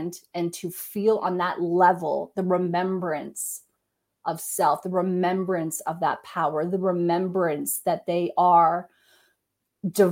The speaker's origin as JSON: {"language": "English", "country": "Canada", "said": "I'm Canadian."}